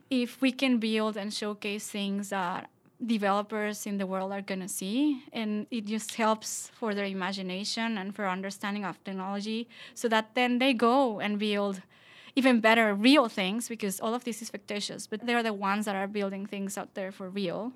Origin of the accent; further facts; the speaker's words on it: Mexico; We're both from Mexico.